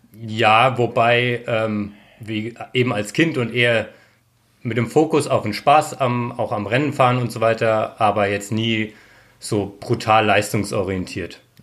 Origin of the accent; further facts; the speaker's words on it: Darmstadt, Hesse, Germany; now in Innsbruck, Austria; ich komme aus, aus Darmstadt ursprünglich